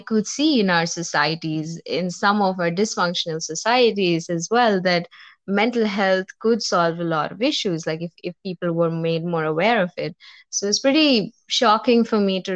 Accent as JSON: {"language": "English", "country": "India", "said": "I'm from India."}